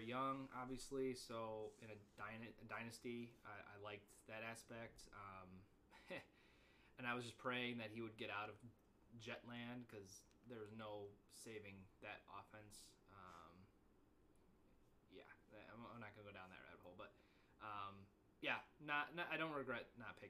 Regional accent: near Northern Illinois, United States; Northern Illinois, where he came from, over by my hometown

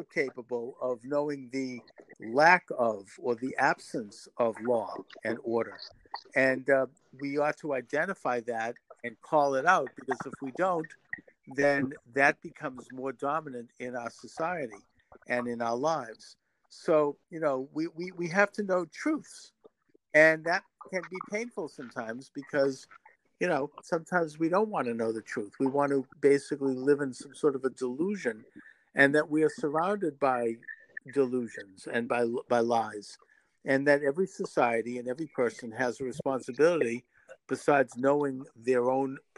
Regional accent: United States; I'm an American

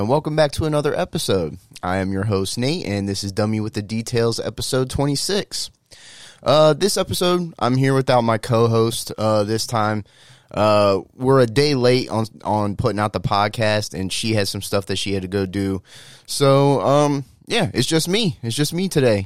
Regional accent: United States; we as the American people

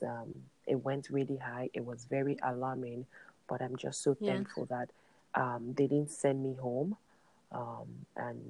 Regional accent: Nigeria; moved away; my home country, Nigeria

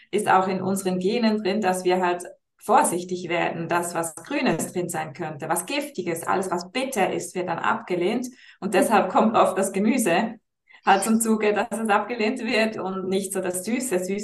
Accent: Switzerland; Ich bin aus der Schweiz

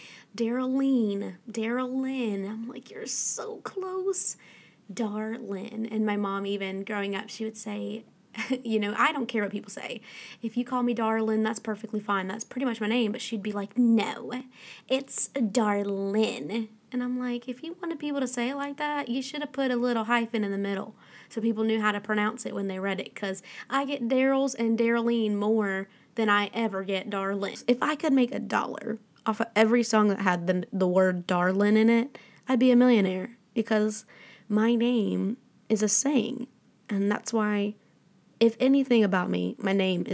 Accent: the South, United States; growing up in the South

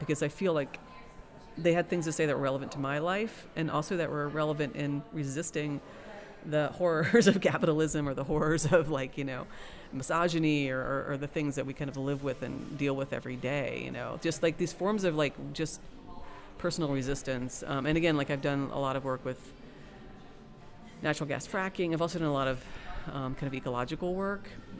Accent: West Virginia, United States; now in Baltimore, United States; I came from West Virginia, in the middle of nowhere, to Baltimore, Maryland

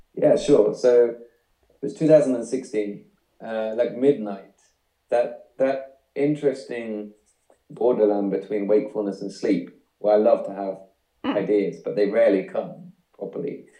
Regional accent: the Fens, east of England, United Kingdom; it's where I grew up. It's the east of England, so it's kind of reclaimed land

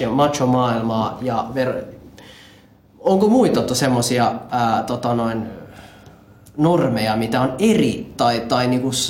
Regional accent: Ethiopia; et koska mä oon Etiopiasta, niin ihmiset luulee, että sä oot jotain niinku

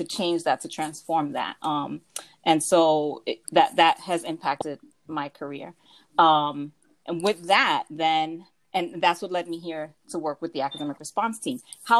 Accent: New York City, New York, United States; I grew up in the Bronx and was a student of Bronx Public Schools. Shout out to District mm-hmm. 11. I went to PS 76 and Frank D. Whalen Middle School.

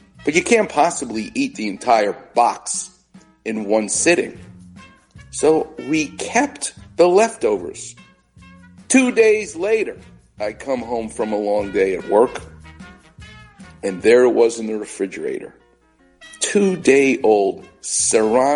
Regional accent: New York, United States; I'm Jewish and I'm from New York

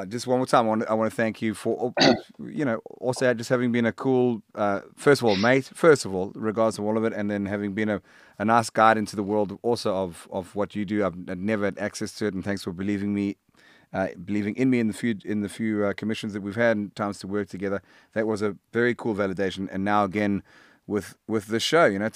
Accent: South Africa; now in Hout Bay, South Africa; I'm a South African rock musician

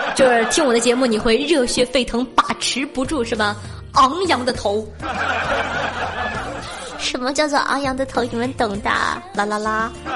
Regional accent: Dalian, Liaoning, China; 我是大连人

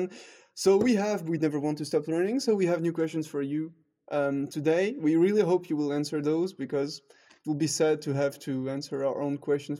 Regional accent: Toulouse, Occitania, France; English is a second language; moved away; my personal tradition is actually something very personal that I experienced in my hometown of Toulouse.

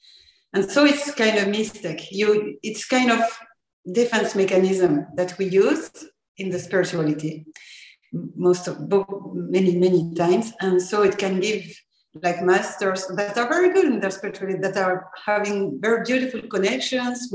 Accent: France; English is a second language; I'm from France, so I'm already sorry for my accent

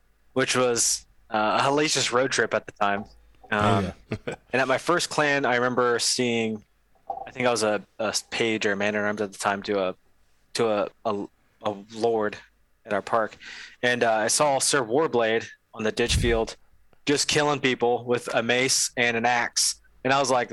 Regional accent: Ohio, United States; moved away as an adult; now in Texas, United States; I'm from Ohio originally

